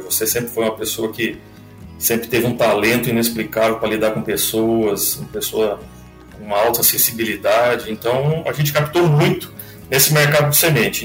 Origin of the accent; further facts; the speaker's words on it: Vilhena, Rondônia, Brazil; also born or lived in Lages, Santa Catarina; now in Mato Grosso, Brazil; Eu sou nascido em Lages, mas a minha família toda é, é de Blumenau, é Santa Catarina. Eu fui criado a maior parte da minha vida no estado de Rondônia, na cidade de Vilhena